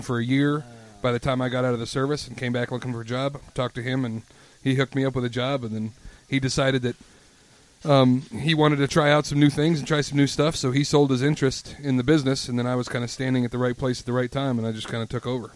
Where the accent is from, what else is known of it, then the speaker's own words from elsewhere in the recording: Louisville, Colorado, United States; moved away as an adult; I grew up in Louisville. It's right outside of Boulder, Colorado